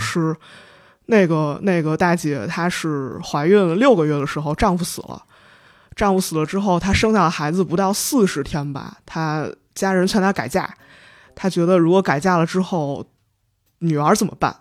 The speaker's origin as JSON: {"language": "Chinese", "town": "Linyi", "region": "Shandong", "country": "China", "also_born_or_lived": "Cairo", "moved": "yes", "said": "我是临沂人"}